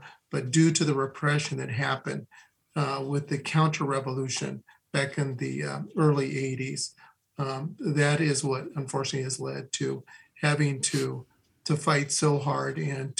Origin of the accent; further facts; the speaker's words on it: Iowa, United States; I grew up in Iowa, but grew up in a Latino household.